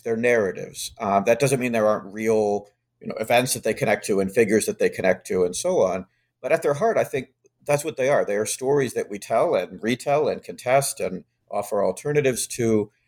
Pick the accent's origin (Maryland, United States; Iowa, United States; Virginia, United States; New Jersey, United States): Virginia, United States; Charlottesville; now in Massachusetts, United States; I grew up in Charlottesville